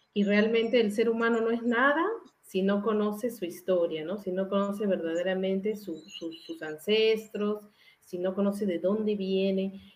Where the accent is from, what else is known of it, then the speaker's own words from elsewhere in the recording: Peru; moved away; yo soy peruana